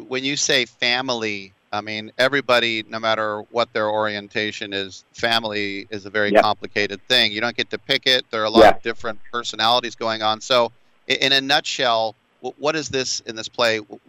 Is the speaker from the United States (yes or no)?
yes; San Francisco, California, United States; from San Francisco and I've never heard gaytastic.